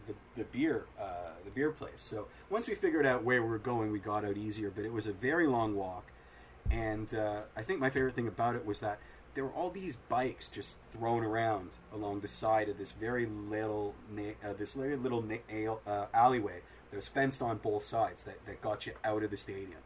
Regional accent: Toronto, Ontario, Canada; we're from Toronto

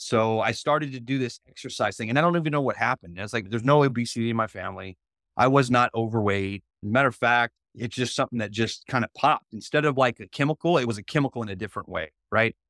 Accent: Union, Mississippi, United States; it's Mississippi, that's where I was born, I was born in Union, Mississippi

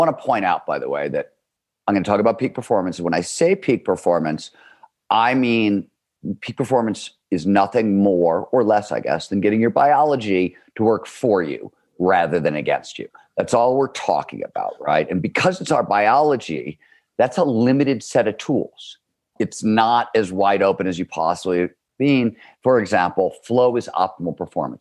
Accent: Cleveland, Ohio, United States; I grew up in Cleveland, Ohio, wanted to be a writer

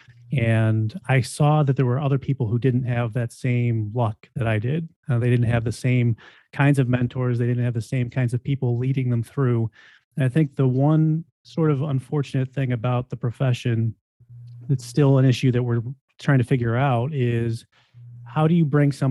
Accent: Buffalo, New York, United States; also born or lived in Syracuse, New York; came back to my hometown of Buffalo, New York, and have basically been living and working here ever

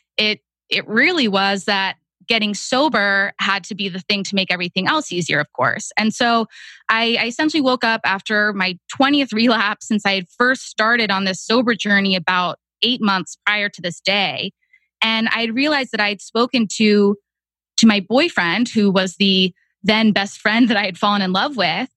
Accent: Texas, United States; moved away as an adult; also born or lived in Boston; now in Austin, United States; I moved from Boston back home to Texas

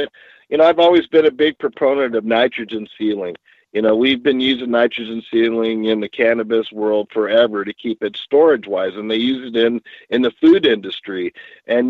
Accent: San Diego, California, United States; moved away as an adult; now in Washington, United States; growing up in San Diego

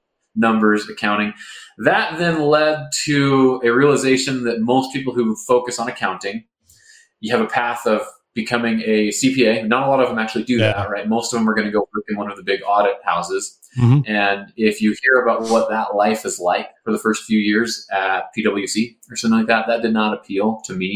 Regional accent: Seattle, Washington, United States; I grew up in Seattle

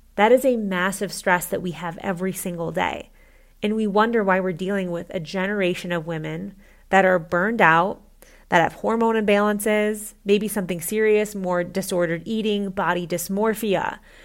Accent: Midwest, United States; I grew up in the Midwest

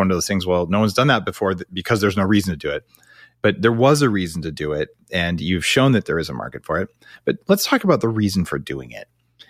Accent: Silicon Valley, California, United States; I'm also from Silicon Valley

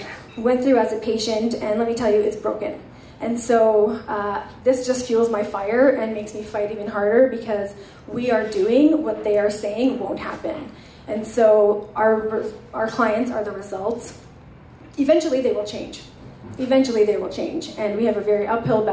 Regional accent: Edmonton, Alberta, Canada; growing up in Edmonton with brown skin

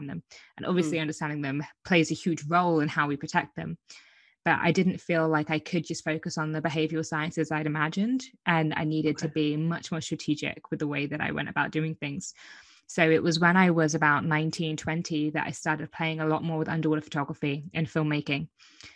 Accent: Brighton, South East England, United Kingdom; where I'm from Brighton. The south coast

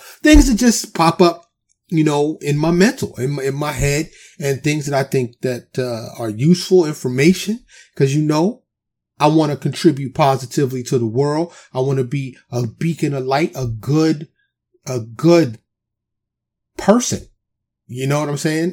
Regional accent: New York City, New York, United States; also born or lived in Harlem / the Bronx; now in Texas, United States; I'm born and raised in New York City

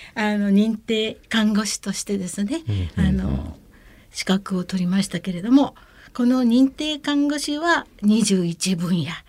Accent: Okayama, Japan; moved away as an adult; also born or lived in Tokyo; 私はあの出身は岡山の方なんですけれども

